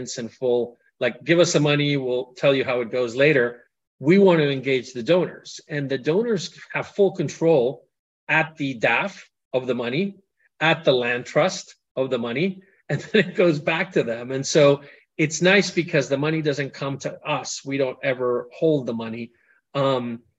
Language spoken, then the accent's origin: English; Colombia; moved away; I grew up in Colombia.